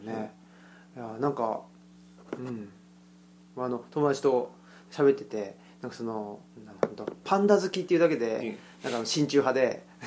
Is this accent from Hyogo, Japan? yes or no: no; Saitama, Japan; now in Kansai, Japan; 僕も埼玉県出身